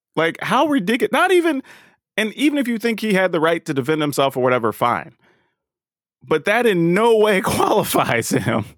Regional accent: the South, United States; We grew up in the South

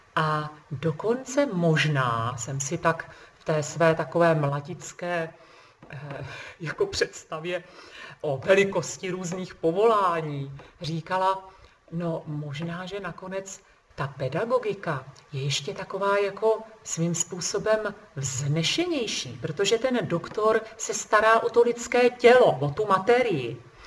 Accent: Trmice, Ústí nad Labem Region, Czechia; jsem z Trmic a, eh, v nedalekém Ústí nad Labem je univerzita

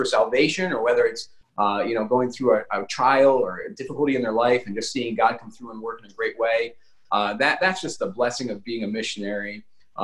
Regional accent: United States; moved away as an adult; now in Madagascar; we come from the United States, which is a wonderful country

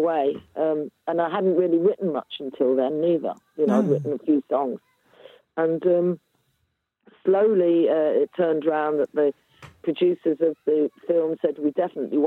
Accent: Coventry, West Midlands, United Kingdom; moved away; I'm from Coventry

